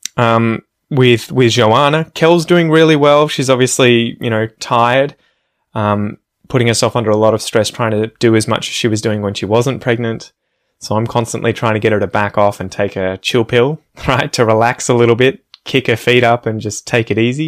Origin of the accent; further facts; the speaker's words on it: Ocean Grove, Victoria, Australia; where I grew up in Ocean Grove